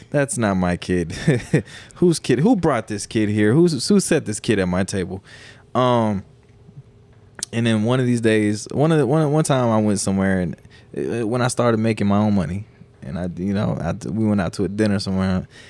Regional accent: South Dakota, United States; moved away as an adult; growing up in South Dakota

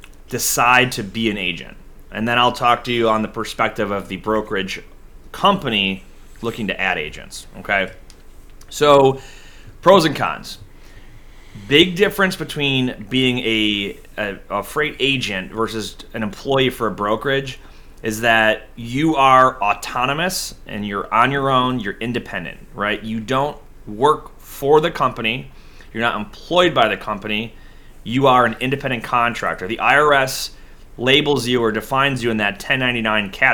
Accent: Buffalo, New York, United States; my hometown Buffalo

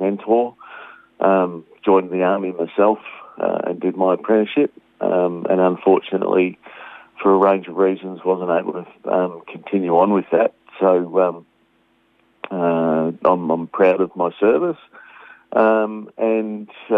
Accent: Australia; I'm a proud Australian and I'm a Aussie, every day of the week

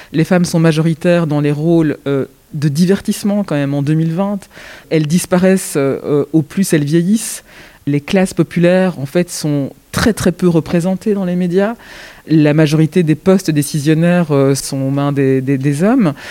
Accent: Belgium; je suis né en Belgique, mais mes origines sont ailleurs

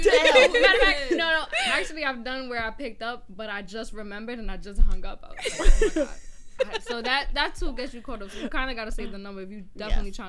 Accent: Jersey City, New Jersey, United States; I'm from Jersey City. Like, I live out here

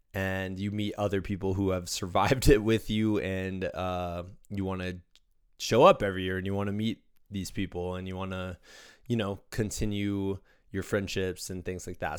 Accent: Iowa, United States; as somebody who grew up as a Midwesterner in Iowa

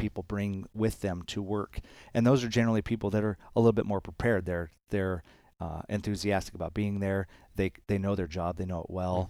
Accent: Arizona, United States; I spent a lot of time, um, growing up in Arizona playing baseball

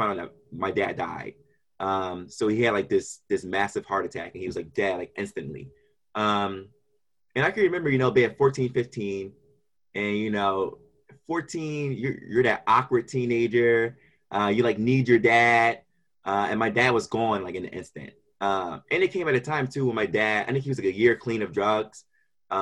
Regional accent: Philadelphia, Pennsylvania, United States; I'm from Kensington, Philadelphia, and I grew up there with my seven siblings

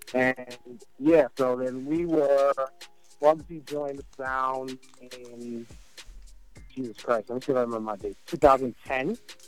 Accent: New York, United States; moved away as an adult; also born or lived in Trinidad (family); now in New Jersey, United States; my parents are from, my whole family's from Trinidad. I didn't think about Jersey until I came here for school. I went to Drew University, grew up in New York

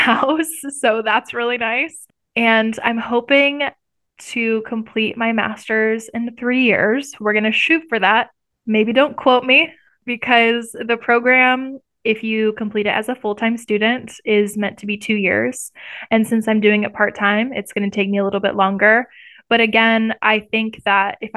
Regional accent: Iowa, United States; moved away as an adult; now in Missouri, United States; I've lived in the Midwest my entire life. I'm from Iowa

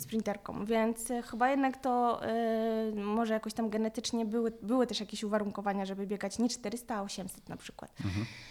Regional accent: Lublin, Lublin Voivodeship, Poland; Pochodzę z Lublina

